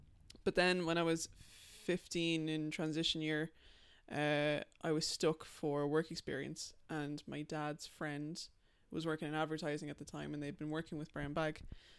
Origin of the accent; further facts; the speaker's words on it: Dublin, Leinster, Ireland; I am. Yeah, I'm from Dublin. My accent sometimes can sound. People think that I'm American.